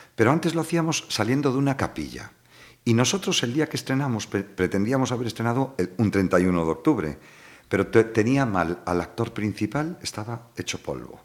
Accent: Vilanova de Arousa, Galicia, Spain; me acuerdo de pequeño, te lo juro, en Vilanova de Arousa

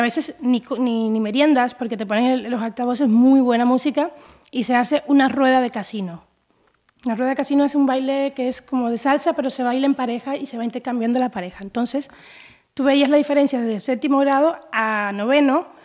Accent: Havana, Cuba; now in Galicia, Spain; Yo soy cubana de La Habana, ciudad de La Habana. Yo soy capitalina.

